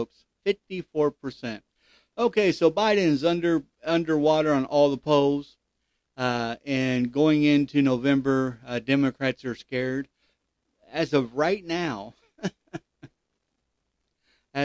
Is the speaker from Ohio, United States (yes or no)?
yes; Ohio, United States; Ohio is actually my home state, where I was born and raised.